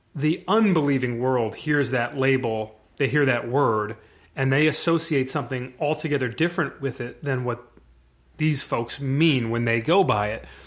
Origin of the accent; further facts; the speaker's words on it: Michigan, United States; also born or lived in New York; I was born in New York. We moved to Michigan in ni, eighty-nine, which is the year that they drafted Barry. So, and I would have been three years old at the time